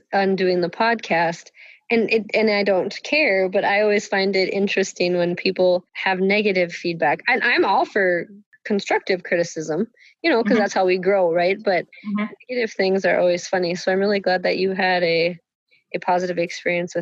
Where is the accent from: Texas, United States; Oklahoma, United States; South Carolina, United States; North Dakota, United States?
North Dakota, United States; Velva; I'm originally from Velva